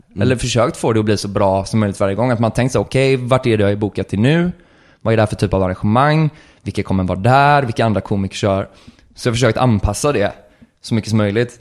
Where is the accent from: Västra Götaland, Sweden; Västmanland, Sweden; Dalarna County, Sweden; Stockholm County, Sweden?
Västra Götaland, Sweden; Gothenburg; jag är från Göteborg och jag, här, jag tänker mycket på det arvet, eller det är det jag uppfostrar med